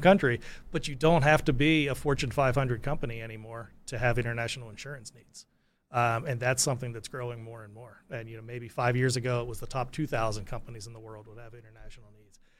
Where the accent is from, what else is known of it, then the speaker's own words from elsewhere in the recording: United States; my home country, the states